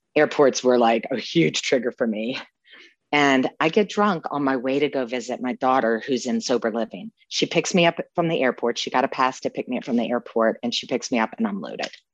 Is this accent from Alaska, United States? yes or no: no; New Orleans, Louisiana, United States; growing up in New Orleans